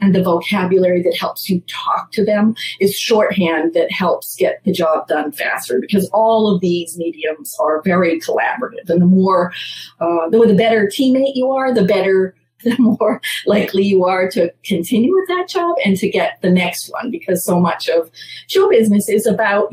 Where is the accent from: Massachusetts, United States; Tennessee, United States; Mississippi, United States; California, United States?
Massachusetts, United States; moved away as an adult; now in New York City, United States; I grew up in Massachusetts, then moved to New York in graduate school to get an internship